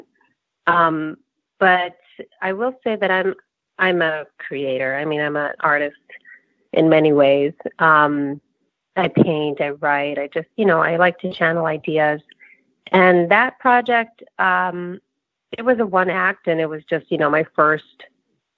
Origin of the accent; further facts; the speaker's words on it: New Jersey, United States; I grew up in New Jersey.